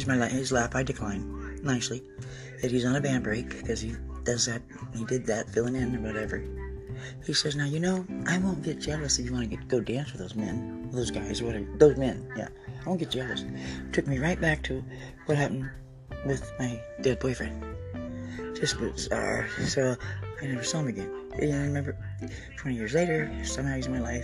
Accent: Oregon, United States; I'm Native Oregonian and Native American

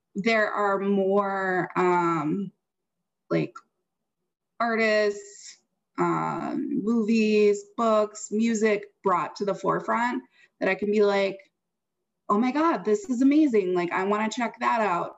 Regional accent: Wisconsin, United States; moved away; I'm from Wisconsin

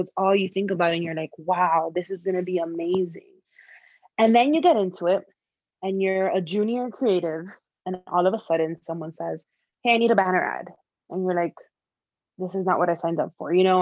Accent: Miami, Florida, United States; moved away as an adult; now in Chicago, United States; I was born and raised in Miami, Florida. Lived in, in Miami almost my entire life until I left to pursue this dream of advertising of mine

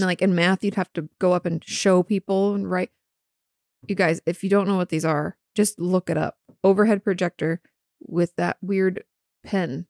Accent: Southwest Washington, United States; moved away; in the Pacific Northwest, particularly where I grew up in Washington State and, like, Southwest Washington

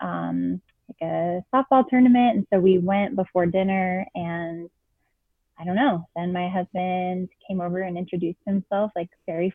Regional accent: Boston, Massachusetts, United States; moved away as an adult; also born or lived in Keene, New Hampshire; now in Colorado, United States; I'm from Boston

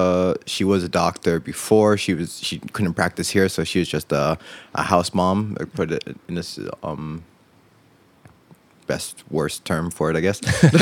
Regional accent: United States; born there; yeah, well, I was born in America.

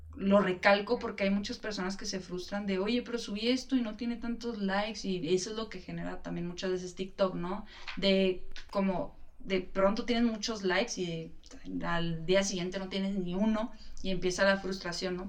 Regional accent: Chihuahua, Mexico; yo soy de Chihuahua

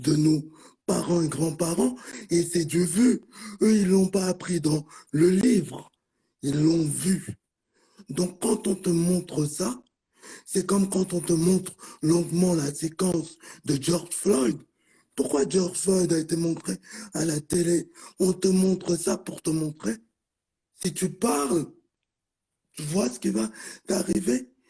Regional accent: France; je suis né ici en France

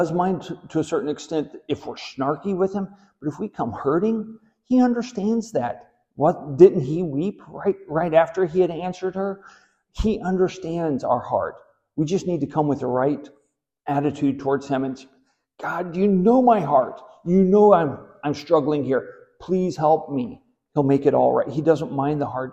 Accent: Southwest Missouri, United States; I grew up in Southwest Missouri

